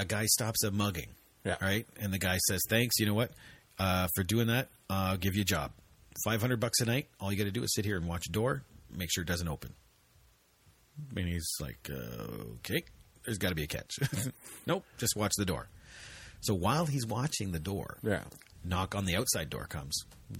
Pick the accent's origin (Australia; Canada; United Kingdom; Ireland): Canada; It's, the really big one, like especially just being Canadian, is... hiding down here.